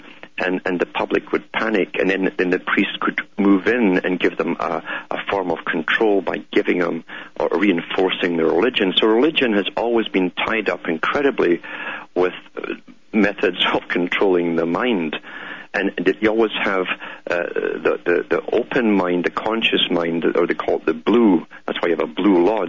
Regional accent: United Kingdom; moved away; I grew up in Britain.

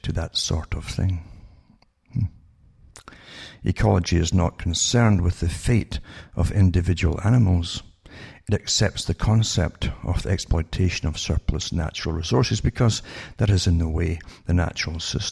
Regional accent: United Kingdom; I grew up in Britain

